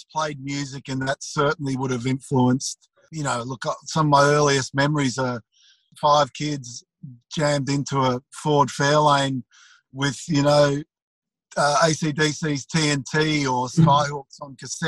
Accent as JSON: {"language": "English", "town": "Dandenong", "region": "Victoria", "country": "Australia", "tie": "born or raised there", "said": "I grew up in Dandenong"}